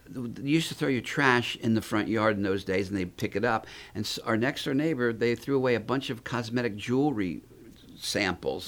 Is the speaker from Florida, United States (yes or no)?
yes; North Miami, Florida, United States; also born or lived in Philadelphia; So I grew up in North Miami